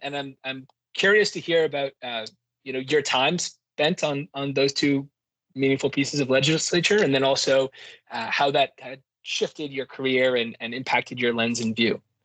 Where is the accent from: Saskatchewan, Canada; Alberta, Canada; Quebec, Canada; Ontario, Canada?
Quebec, Canada; I'm from Quebec